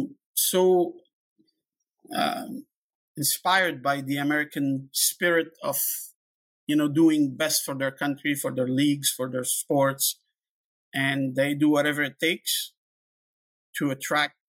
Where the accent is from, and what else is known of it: Canada